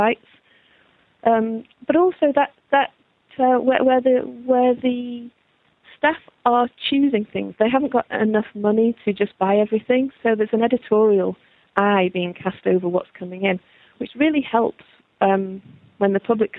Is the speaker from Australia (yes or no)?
no; Manchester, North West England, United Kingdom; when I was growing up in Manchester